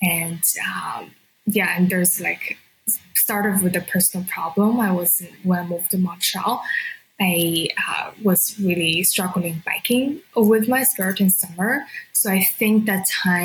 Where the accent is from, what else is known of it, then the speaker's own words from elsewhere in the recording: China; moved away as an adult; also born or lived in San Francisco, United States; now in Canada; I was born and raised in China, and I moved to San Francisco in 2015